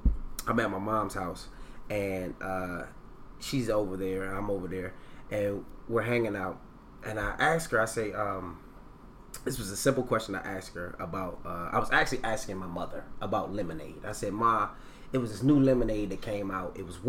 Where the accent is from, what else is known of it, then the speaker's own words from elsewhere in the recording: Scotland, United Kingdom; I'm Scottish.